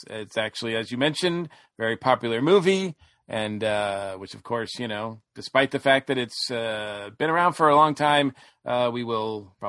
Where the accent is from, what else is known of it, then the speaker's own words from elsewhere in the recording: Winchendon, Massachusetts, United States; I used to live, I grew up in Massachusetts, but on the New Hampshire border